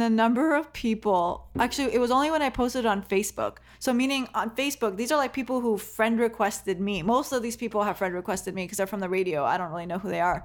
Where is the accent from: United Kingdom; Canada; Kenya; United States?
Kenya; I'm not even from the Middle East. I'm from Kenya